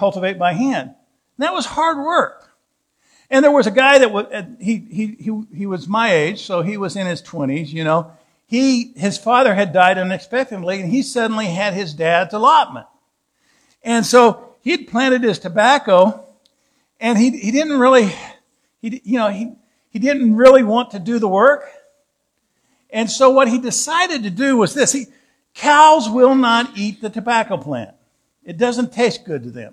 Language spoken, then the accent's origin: English; Southwest Missouri, United States; moved away as an adult; also born or lived in Southeast Kansas / Canaan, Indiana; I grew up in Southwest Missouri, Southeast Kansas. Actually, backwards. I started in Southeast Kansas, then went to Southwest Missouri.